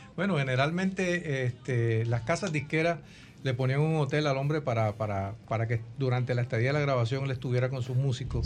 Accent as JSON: {"language": "Spanish", "town": "Barranquilla", "region": "Atlántico", "country": "Colombia", "tie": "born or raised there", "said": "yo nací en Barranquilla, Colombia, mm. Caribe colombiano"}